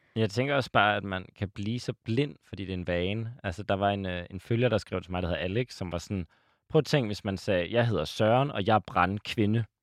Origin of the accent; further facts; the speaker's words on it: Aalborg, North Denmark Region, Denmark; jeg er selv fra Aalborg